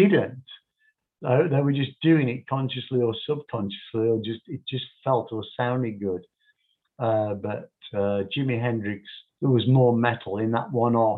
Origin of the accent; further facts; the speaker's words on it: Birmingham, West Midlands, United Kingdom; Birmingham, my hometown